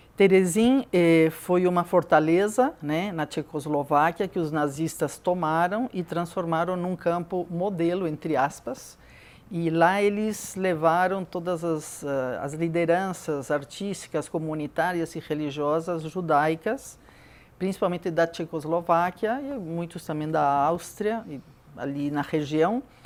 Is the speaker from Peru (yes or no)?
yes; Peru; moved away as an adult; now in Brazil; nasci no Peru